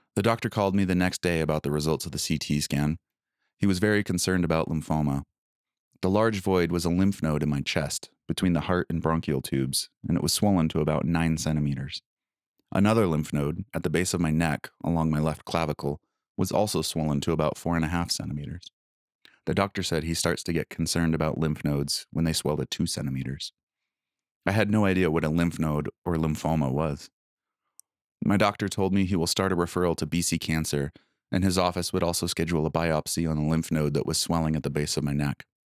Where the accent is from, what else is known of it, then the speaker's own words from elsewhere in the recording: United States; moved away as an adult; also born or lived in Blaine, Washington; my home country felt like a foreign, war-torn land